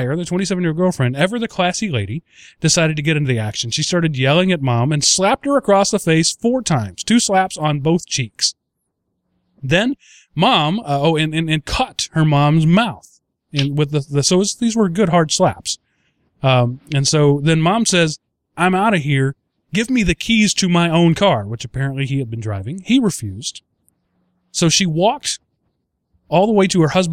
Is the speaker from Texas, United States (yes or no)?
yes; East Texas, United States; I'm from East Texas white trash, and my family reunions are an episode of Cops waiting to happen